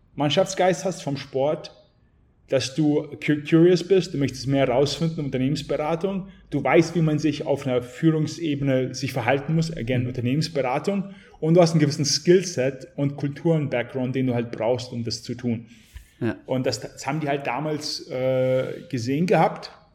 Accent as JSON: {"language": "German", "town": "Garmisch-Partenkirchen", "region": "Bavaria", "country": "Germany", "tie": "born or raised there", "also_born_or_lived": "St. Petersburg, Russia / Bad Honnef, Germany", "said": "geboren in St. Petersburg, mit sechs Jahren nach Garmisch-Partenkirchen gekommen, bin in Garmisch aufgewachsen"}